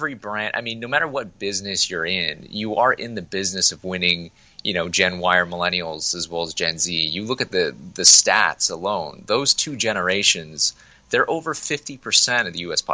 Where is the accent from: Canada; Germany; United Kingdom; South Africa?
Canada; Toronto, Ontario; Originally from Toronto. Yeah, no. I grew up in Toronto